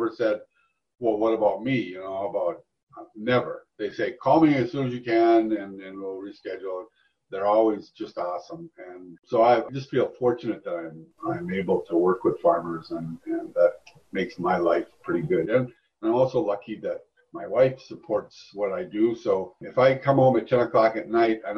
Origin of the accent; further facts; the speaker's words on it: Duluth, Minnesota, United States; moved away; also born or lived in Texas / Arizona / New York; I'm from Duluth, Minnesota originally